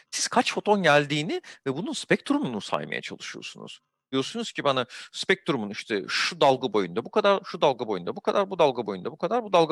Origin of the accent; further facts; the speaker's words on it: İzmir, Turkey; E, ben de İzmirliyim.